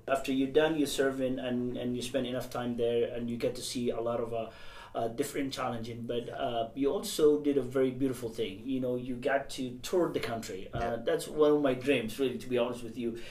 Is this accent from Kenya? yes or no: no; Somalia; now in Columbus, United States; I grew up, and I mean, the majority of my young life, I grew up in Somalia.